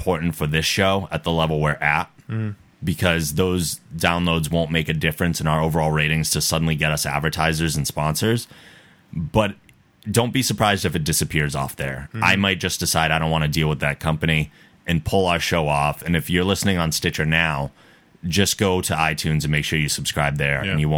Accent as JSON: {"language": "English", "town": "North Attleboro", "region": "Massachusetts", "country": "United States", "tie": "born or raised there", "moved": "yes", "said": "my hometown's North Attleboro"}